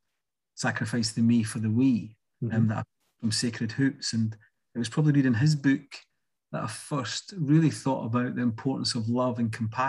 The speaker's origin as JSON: {"language": "English", "town": "Edinburgh", "region": "Scotland", "country": "United Kingdom", "tie": "born or raised there", "said": "I'm from quite a traditional working class family in Leith."}